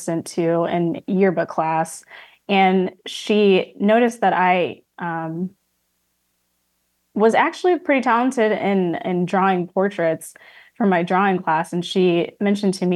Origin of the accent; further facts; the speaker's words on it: Flossmoor, Illinois, United States; So I was born in Illinois, and I grew up in the south suburbs of Chicago, specifically Flossmoor